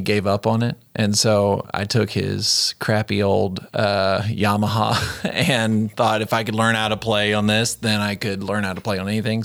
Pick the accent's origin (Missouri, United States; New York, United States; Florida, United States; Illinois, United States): Florida, United States; Jacksonville; also born or lived in Mississippi; now in West Tennessee, United States; in Jacksonville, Florida, and that's where I grew up.